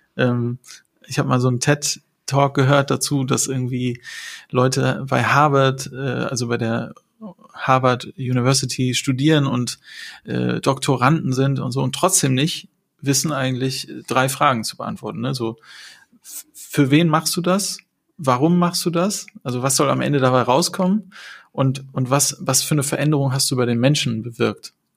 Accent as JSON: {"language": "German", "country": "Germany", "said": "zu Hause hier so in Deutschland und Europa"}